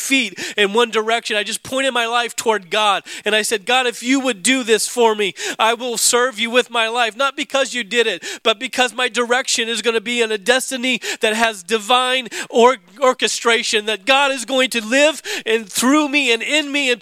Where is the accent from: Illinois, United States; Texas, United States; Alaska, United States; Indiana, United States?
Alaska, United States; growing up in Alaska snowboarding